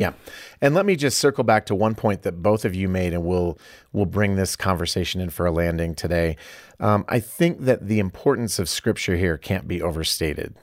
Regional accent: Iowa, United States; moved away; I'm from Iowa

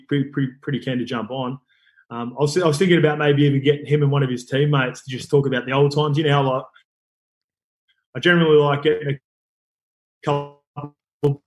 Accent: Sydney, New South Wales, Australia; I grew up in Western Sydney, so like everything's been footy like pretty much my whole life

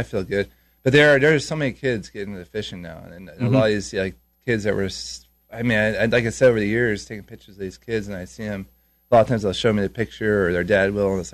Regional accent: California, United States; I grew up in California

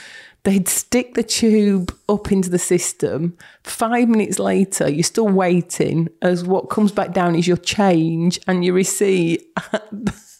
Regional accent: Yorkshire and the Humber, United Kingdom; moved away as an adult; also born or lived in Berkshire; I spent 20-odd years down in Berkshire. I am a Yorkshire girl, but went down for work and came back in 2010.

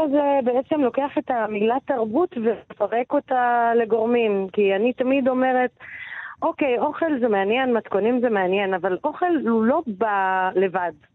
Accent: Baqa al-Gharbiyye, Haifa District, Israel; ובאקה היא מאוד יקרה לליבי, נולדתי שם, גדלתי שם

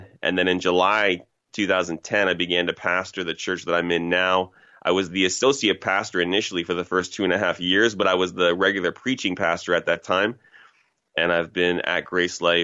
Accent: Toronto, Ontario, Canada; I'm from Toronto originally, grew up in a place called Scarborough, Ontario

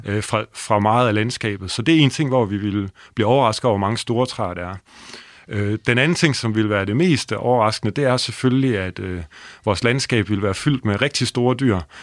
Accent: Holstebro, Central Denmark Region, Denmark; jeg er opvokset i Holstebro

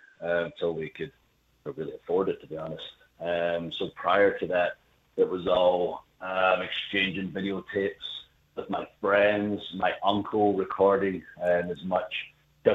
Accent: Scotland, United Kingdom; I'm from Scotland

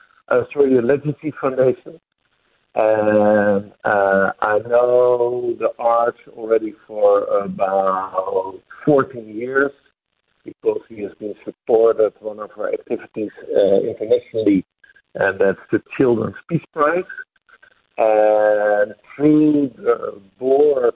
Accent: Netherlands; I'm from the Netherlands

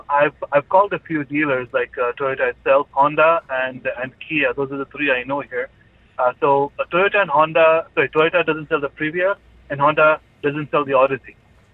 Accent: Canada; moved away as an adult; now in United Arab Emirates; I'm from Canada. I've lived there for 10, 15 years. I've come here now.

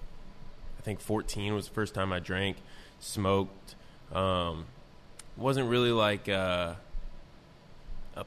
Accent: North Manchester, Indiana, United States; also born or lived in South Bend, Indiana; I didn't want to stay in my hometown anymore. And so that's when I left my small town of North Manchester

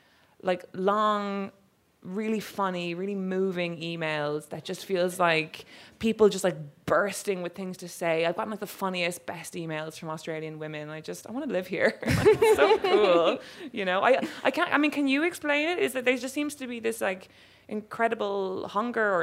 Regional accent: Cork, Munster, Ireland; I'm from Cork.

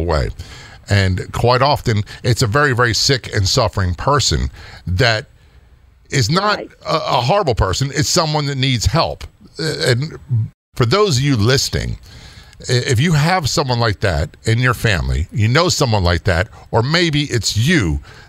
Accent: Norfolk, Virginia, United States; I was raised in Norfolk, Virginia, most of my life in a military town

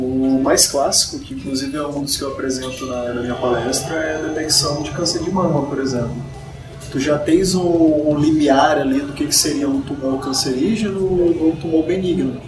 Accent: São Luís, Maranhão, Brazil; Eu sou do Maranhão

